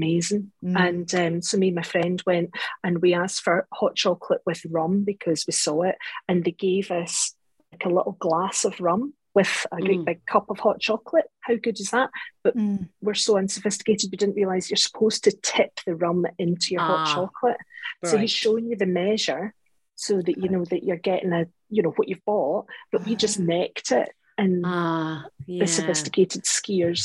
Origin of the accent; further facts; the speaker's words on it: Scotland, United Kingdom; I'm Scottish